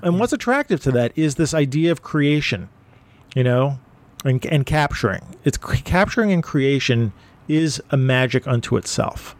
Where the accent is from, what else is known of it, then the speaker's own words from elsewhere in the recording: New York City, New York, United States; also born or lived in Brooklyn; I'm from Manhattan, so I don't have a Manhattan accent